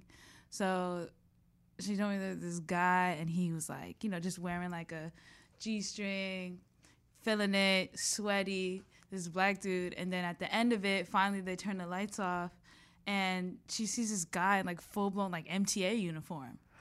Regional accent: New York, United States; I'm just from New York

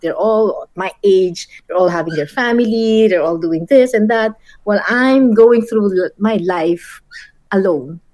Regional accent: Philippines; moved away as an adult; now in New York, United States; I'm born and raised in the Philippines

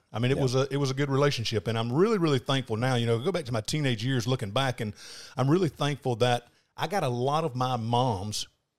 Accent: Panama City, Florida, United States; Born and raised, Panama City. Moved to Atlanta, Georgia for about 7 months when I was 20, turned 21 in Atlanta.

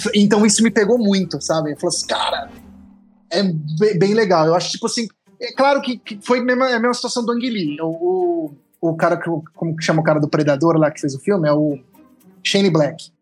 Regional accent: interior of São Paulo state, Brazil; moved away; eu não sou paulistano, Ana, né? eu sou paulista. Diferente. Por isso eu sou do interior de São Paulo

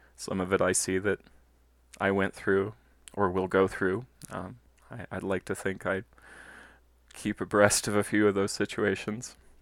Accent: Colorado Springs, Colorado, United States; I'm a Colorado native. I was born and raised in Colorado Springs

